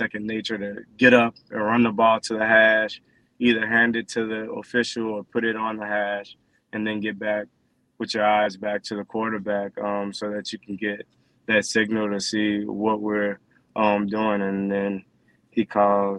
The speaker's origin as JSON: {"language": "English", "area": "New Orleans area", "region": "Louisiana", "country": "United States", "tie": "born or raised there", "moved": "yes", "said": "my hometown"}